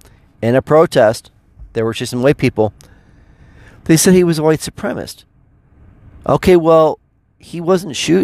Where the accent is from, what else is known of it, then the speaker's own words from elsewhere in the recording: United States; as an American citizen